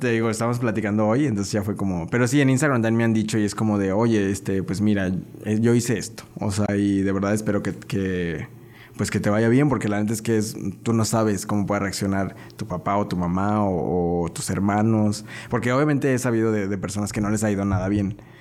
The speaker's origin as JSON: {"language": "Spanish", "town": "León", "region": "Guanajuato", "country": "Mexico", "said": "yo soy de acá del pueblo"}